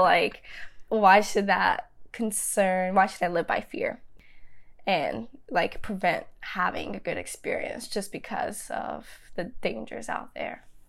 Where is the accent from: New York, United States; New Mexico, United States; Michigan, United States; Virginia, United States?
Virginia, United States; Danville; I grew up in Danville, Virginia